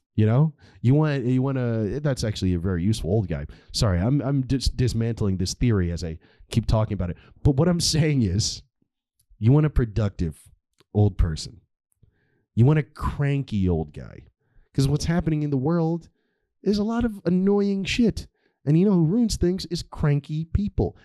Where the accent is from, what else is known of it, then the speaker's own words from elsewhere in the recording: United States; as an American